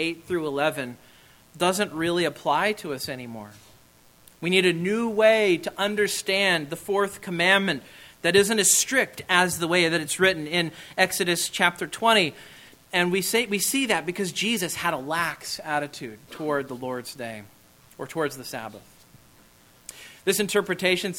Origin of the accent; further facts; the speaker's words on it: Kansas, United States; moved away; I am from Kansas